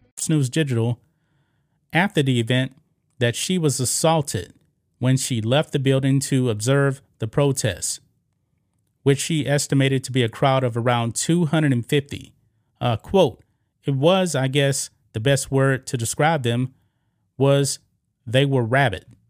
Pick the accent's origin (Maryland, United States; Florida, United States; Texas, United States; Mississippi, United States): Texas, United States; I was born and raised here in Texas